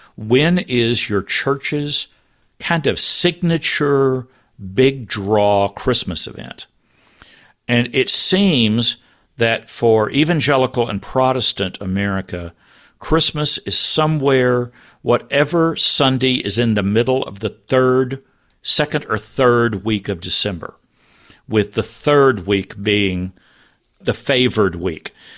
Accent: Texas, United States; I grew up in Texas

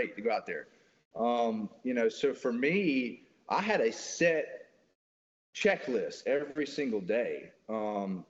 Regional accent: Mississippi, United States; I'm from Mississippi

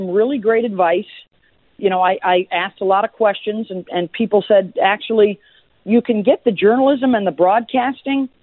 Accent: Syracuse, New York, United States; It was back in my hometown

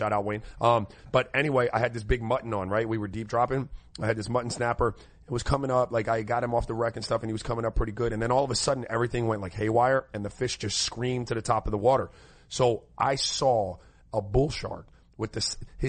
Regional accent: U.S. Virgin Islands; moved away; I grew up in St. Croix

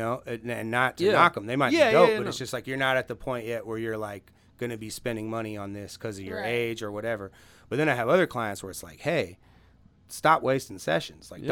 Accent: Los Angeles, California, United States; moved away as an adult; also born or lived in Houston, Texas; now in Austin, United States; I moved to L.A. when I was like 4 years old, and I was there till I was 19

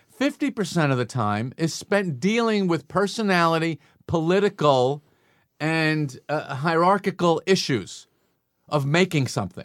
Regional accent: Long Island, New York, United States; growing up on Long Island

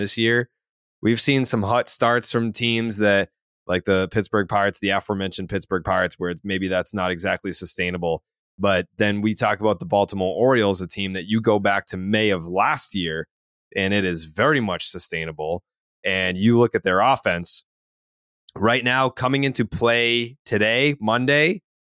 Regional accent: Dominican Republic; English is a second language; being Dominican and being able, like, English is my second language.

